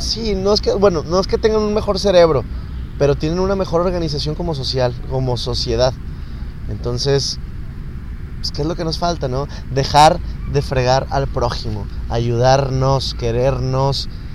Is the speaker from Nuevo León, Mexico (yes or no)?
yes; Nuevo León, Mexico; somos mexicanos somos nuevo leoneses